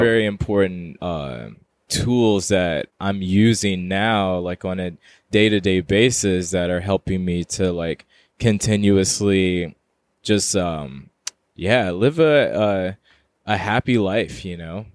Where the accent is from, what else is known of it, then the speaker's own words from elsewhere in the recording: Houston, Texas, United States; moved away as an adult; also born or lived in Queens, New York; now in New York, United States; I'm currently living in New York, in Queens, New York, um, but I'm originally from Houston, Texas